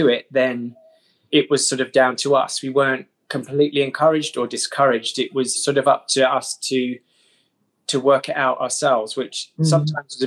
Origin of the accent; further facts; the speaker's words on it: Dartford, South East England, United Kingdom; also born or lived in Bromley; I was born in Bromley and brought up just outside Dartford in Kent